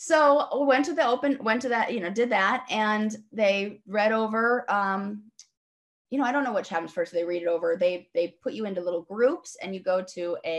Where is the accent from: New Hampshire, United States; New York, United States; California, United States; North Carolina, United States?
California, United States; Los Angeles; moved away as an adult; also born or lived in San Francisco / Brooklyn / England; I am born and raised in Los Angeles